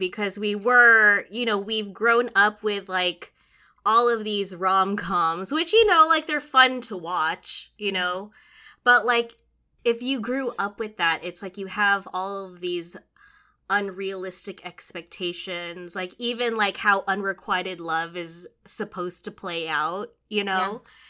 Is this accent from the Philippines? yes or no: yes; Philippines; The added layer of like being Filipino, because like in our culture, it's like there's so much toxic positivity, you know?